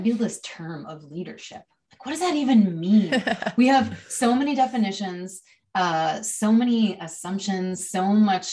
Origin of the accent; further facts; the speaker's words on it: Chicago, Illinois, United States; now in Seattle, United States; I was born in Chicago